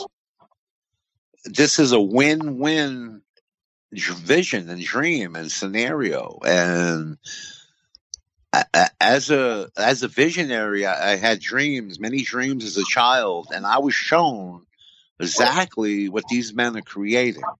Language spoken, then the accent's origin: English; Coxsackie, New York, United States; in Coosawhi, New York, my hometown.